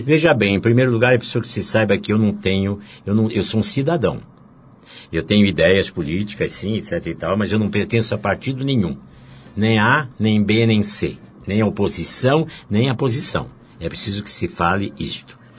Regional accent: Curitiba, Paraná, Brazil; moved away as an adult; also born or lived in Rio de Janeiro; Eu sou de Curitiba, eu fui para o Rio, tinha 31 anos de idade

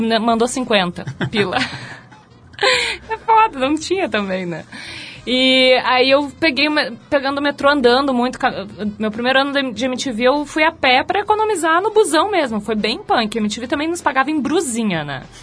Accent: Porto Alegre, Rio Grande do Sul, Brazil; moved away as an adult; now in São Paulo, Brazil; Eu vim lá do IAPI. Um, pra quem não conhece, o IAPI lá em Porto Alegre é tipo um coabão, sabe? Então, eu cresci, eu nasci

